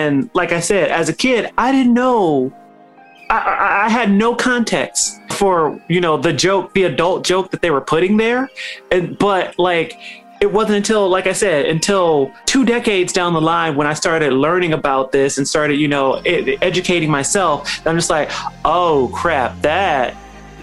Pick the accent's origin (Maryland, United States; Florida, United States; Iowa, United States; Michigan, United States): Michigan, United States; Detroit; As a kid growing up in Detroit